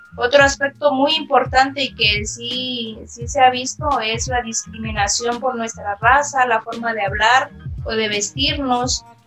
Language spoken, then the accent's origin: Spanish; Mexico; como mexicanos